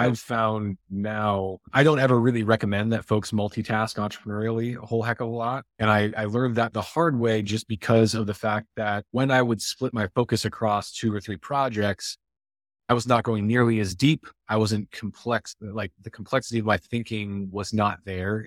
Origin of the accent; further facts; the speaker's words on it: Iowa, United States; I grew up in Iowa